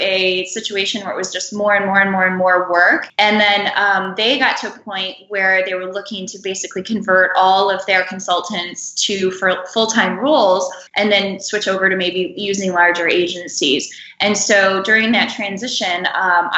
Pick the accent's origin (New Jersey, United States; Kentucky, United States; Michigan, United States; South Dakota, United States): Michigan, United States; I am a Midwest gal. I'm from Michigan.